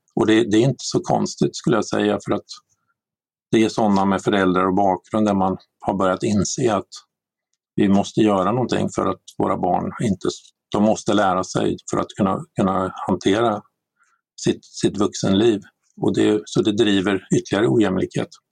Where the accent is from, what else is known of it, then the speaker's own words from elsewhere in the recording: Sweden; vi som svenskar